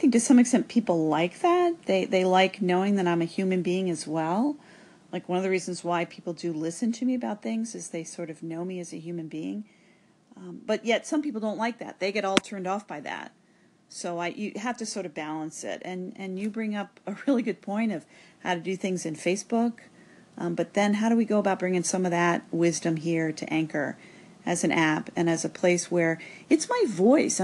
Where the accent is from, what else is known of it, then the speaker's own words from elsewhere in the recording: Cincinnati, Ohio, United States; my hometown, Cincinnati